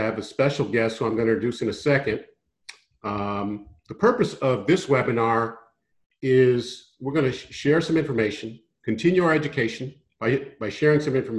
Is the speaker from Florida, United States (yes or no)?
no; San Francisco, California, United States; We were both born and raised in San Francisco. Our parents knew each other. Families grew up together.